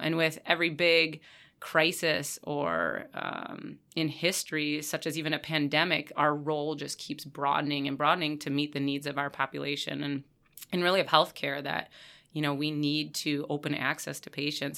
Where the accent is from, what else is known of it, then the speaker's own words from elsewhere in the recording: Stevens Point, Wisconsin, United States; I was born and raised in Stevens Point area